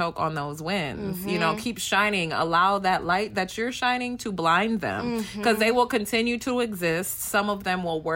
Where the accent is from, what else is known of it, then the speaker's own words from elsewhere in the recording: Detroit, Michigan, United States; I am an American-born Ugandan. I grew up in Detroit, so I'm still very Detroit.